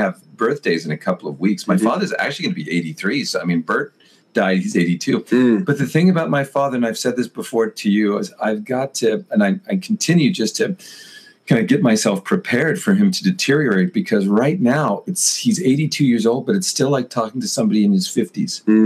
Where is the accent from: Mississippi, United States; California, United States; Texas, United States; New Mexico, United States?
California, United States; Los Angeles; now in Japan; I'm from the Los Angeles area